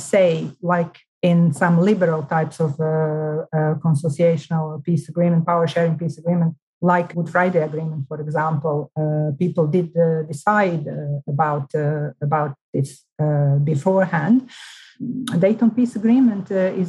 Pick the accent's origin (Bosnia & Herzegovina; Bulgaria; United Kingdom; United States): Bosnia & Herzegovina; Mostar, Federation of Bosnia and Herzegovina; which is my hometown